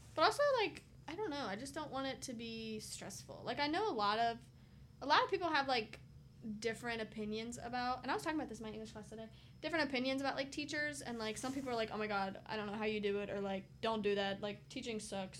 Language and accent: English; Williamsburg, Virginia, United States; I'm from Williamsburg, Virginia, where I live with my parents